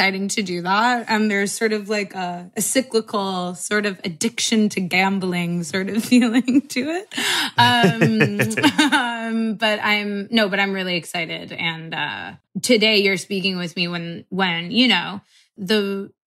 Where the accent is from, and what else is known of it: Los Angeles, California, United States; born or raised there